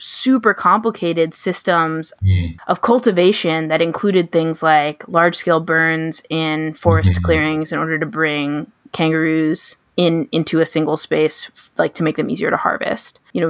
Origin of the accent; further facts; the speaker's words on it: United States; as an American watcher and as a white person